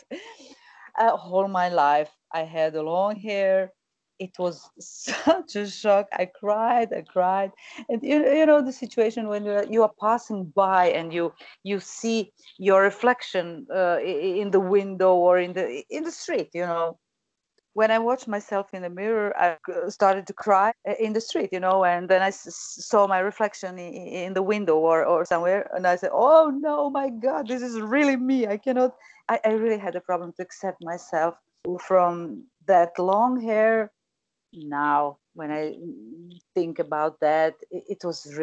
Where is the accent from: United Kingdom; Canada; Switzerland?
Switzerland; Zurich; English is a second language; moved away; also born or lived in Croatia; I grew up in Switzerland.